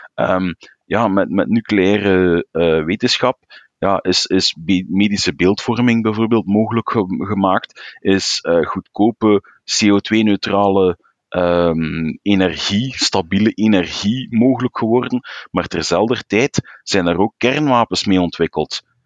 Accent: Flanders, Belgium; Als Vlaming

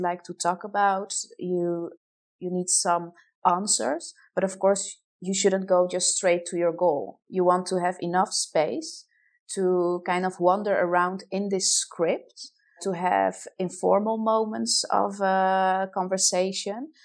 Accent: Poland; moved away as an adult; also born or lived in Netherlands; now in Amsterdam, Netherlands; originated huh? from Poland

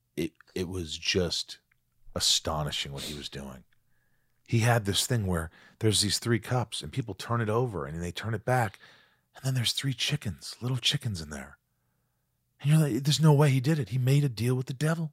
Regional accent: Southern Indiana, United States; moved away; also born or lived in New York; I was born in New York, grew up in Indiana, Southern Indiana

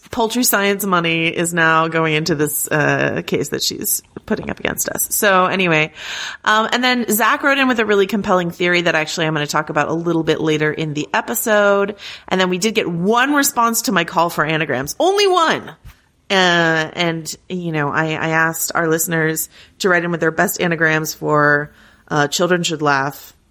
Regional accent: Arkansas, United States; When I was growing up in Arkansas, I never knew a single Ardoin, but down here in Louisiana, they are everywhere, anywhere.

